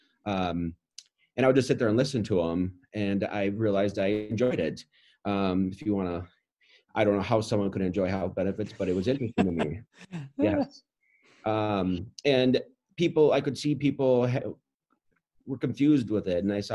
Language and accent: English; Roseville, Minnesota, United States; I grew up in Roseville, Minnesota